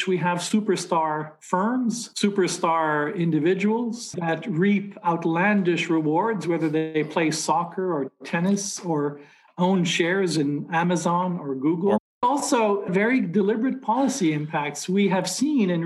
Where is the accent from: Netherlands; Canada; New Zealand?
Canada; Montreal, Quebec; I grew up in Montreal, and the number one industry, the number one employer in my hometown when I was a kid was textiles and clothing